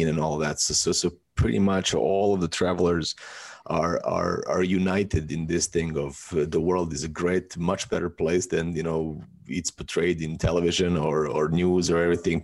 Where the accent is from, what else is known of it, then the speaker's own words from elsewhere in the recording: Serbia; moved away as an adult; also born or lived in Athens, Greece; now in Bali, Indonesia; I was born in Yugoslavia